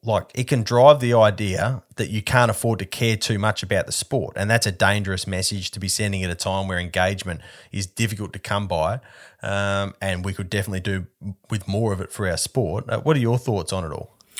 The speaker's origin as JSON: {"language": "English", "town": "Perth", "region": "Western Australia", "country": "Australia", "said": "I'm from Perth and I have a strong family connection to Rally Australia, to the Rally Australia era here"}